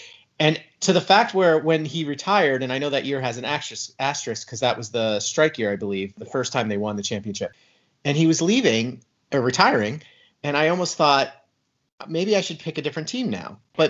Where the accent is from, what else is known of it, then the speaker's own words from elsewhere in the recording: New York, United States; I am from New York. I am all over the map, and I have a good story for each of them.